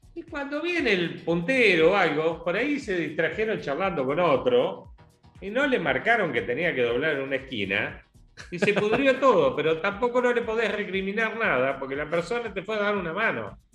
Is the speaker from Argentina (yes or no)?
yes; Coronel Pringles, Buenos Aires Province, Argentina; moved away; also born or lived in Bahía Blanca; mi pueblo, yo soy de Coronel Pringles.